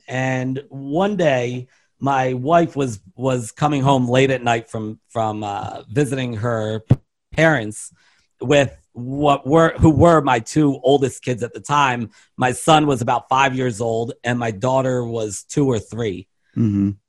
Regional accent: Baltimore, Maryland, United States; I'm from Baltimore

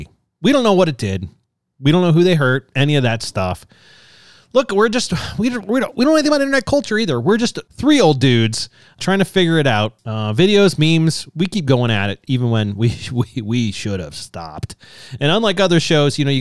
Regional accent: Akron, Ohio, United States; I'm from Northeast Ohio

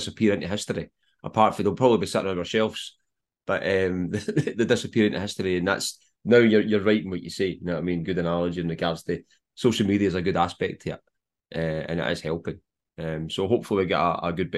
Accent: Scotland, United Kingdom; I'm a Scotsman

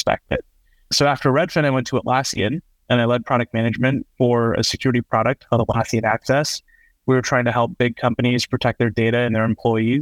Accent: Bay Area, California, United States; I grew up in the Bay Area

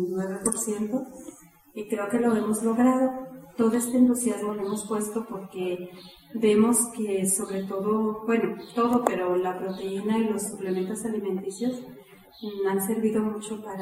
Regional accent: Bajío, Mexico; soy del Bajío.

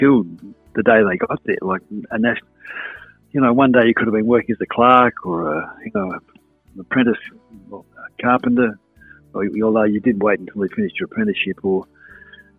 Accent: Adelaide, South Australia, Australia; born or raised there; also born or lived in Victoria / Whyalla

